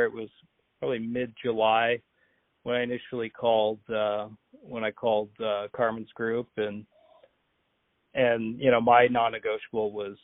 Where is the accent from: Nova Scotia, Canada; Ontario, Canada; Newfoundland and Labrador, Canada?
Ontario, Canada; Hamilton; growing up in Hamilton, I remember the IBL